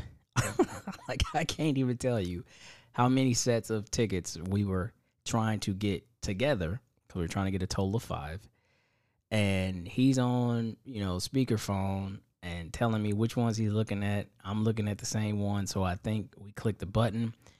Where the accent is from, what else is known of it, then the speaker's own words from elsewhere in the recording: Indiana, United States; I'm from Indiana